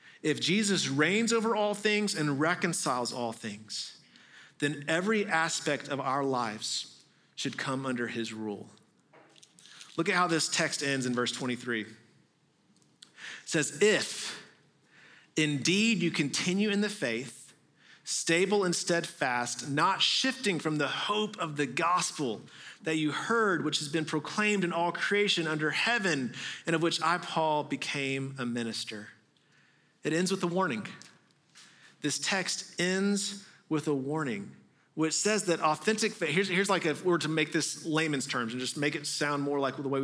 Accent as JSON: {"language": "English", "region": "Texas", "country": "United States", "tie": "born or raised there", "moved": "yes", "said": "I grew up mostly in Texas"}